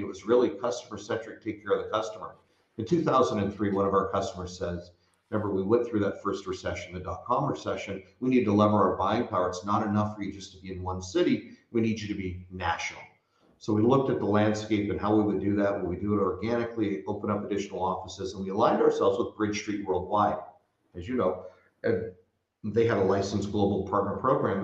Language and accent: English; Bay Area, California, United States; I grew up in the Bay Area